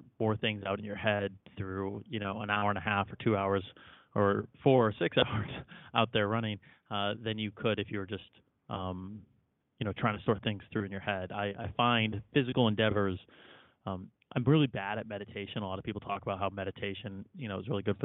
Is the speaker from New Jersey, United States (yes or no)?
no; Chicago, Illinois, United States; So I grew up in Chicago, and I think every kid in Chicago that grew up there in the 90s is required to play basketball